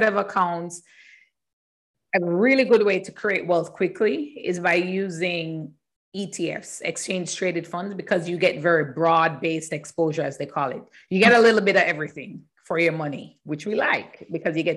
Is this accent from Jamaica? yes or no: yes; Jamaica; moved away as an adult; also born or lived in Canada; I am from Jamaica. Mm-hmm. In Jamaica and studying there